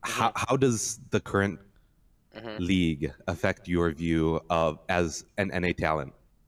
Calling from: Milwaukee, Wisconsin, United States; Calling from Milwaukee, Wisconsin.

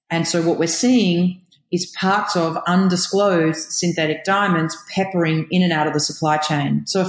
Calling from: Israel; I'm connecting from Israel, so it was a challenge for a while there.

